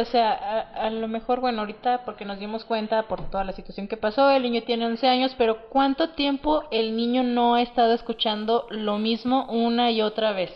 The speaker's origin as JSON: {"language": "Spanish", "region": "Durango", "country": "Mexico", "said": "somos de Durango"}